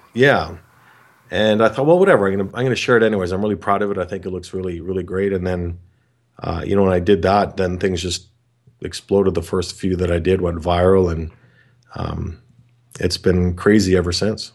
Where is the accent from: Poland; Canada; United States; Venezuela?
Canada; I'm from Canada